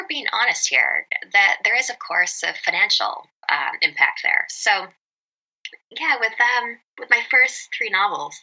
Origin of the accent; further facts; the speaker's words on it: British Columbia, Canada; moved away as an adult; now in New York City, United States; I'm originally from Canada. I grew up on a small island off the west coast of British Columbia.